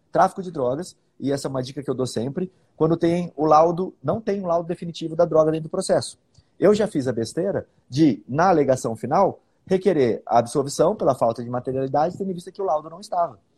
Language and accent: Portuguese; Bauru, São Paulo, Brazil; now in Campo Grande, Brazil; Eu sou de Bauru, interior de São Paulo, né? Eu nasci lá e depois, por causa do concurso, hoje eu, eu moro em Campo Grande. Já sou campo grandense, vamos dizer assim.